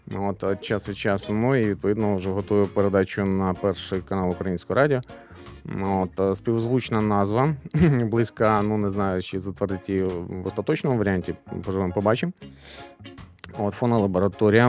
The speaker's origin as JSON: {"language": "Ukrainian", "town": "Lutsk", "region": "Volyn Oblast", "country": "Ukraine", "tie": "born or raised there", "said": "наше рідне місто Луцьк."}